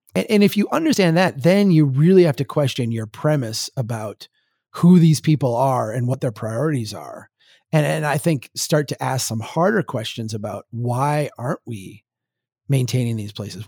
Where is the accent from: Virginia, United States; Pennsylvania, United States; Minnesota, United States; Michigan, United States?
Minnesota, United States; Brainerd; born or raised there